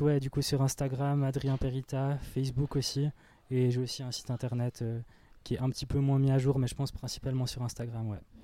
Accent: Fribourg, Switzerland; en tant que Fribourgeois

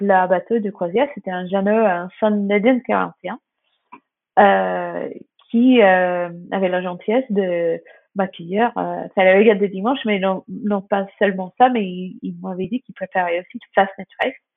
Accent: Hayling Island, South East England, United Kingdom; French is a second language; moved away as an adult; now in France; chez nous à Hailey Island en Angleterre

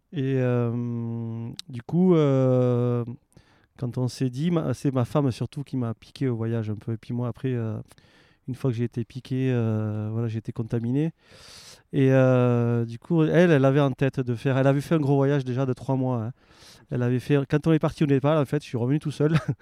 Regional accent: Aveyron, Occitania, France; moved away as an adult; also born or lived in Annecy; now in Faverges, France; je suis originaire de l'Aveyron

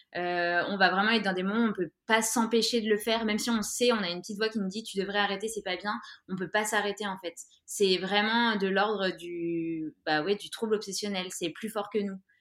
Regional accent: Grenoble, Auvergne-Rhône-Alpes, France; now in Orléans, France; je viens de Grenoble et j'habite en ce moment à Orléans

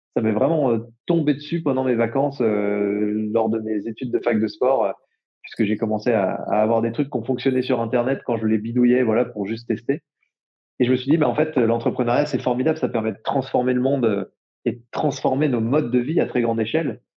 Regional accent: Jura, Bourgogne-Franche-Comté, France; j'ai grandi dans le Jura

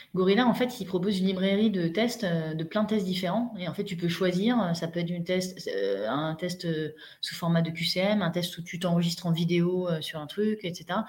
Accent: Mandelieu-la-Napoule, Provence-Alpes-Côte d'Azur, France; moved away as an adult; also born or lived in Paris / Lille / Spain / Casablanca; je suis née à Paris, j'ai fait 0-10 ans à Paris et je suis dans le sud de la France à 10 ans, mes parents ont déménagé là-bas. Je me suis retrouvée à Mandelieu-la-Napoule

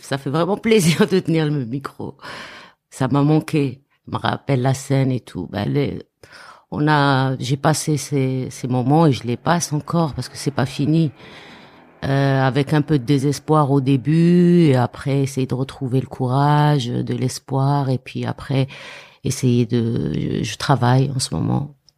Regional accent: Béchar, Béchar Province, Algeria; moved away as an adult; also born or lived in Paris, France; now in France; je venais du Char mhm. d'Algérie

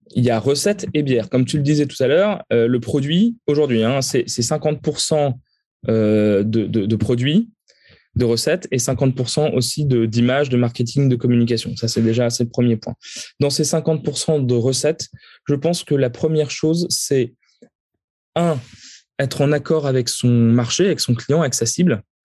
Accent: the North, Hauts-de-France, France; quand on est du Nord, on grandit avec la bière belge

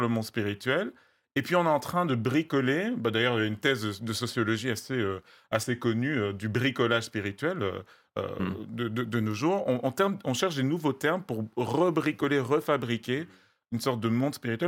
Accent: West, Cameroon; first language Bamum; French is a second language; je suis originaire du Cameroun. Je viens d'une, d'une région qui a eu sa langue depuis, depuis des siècles

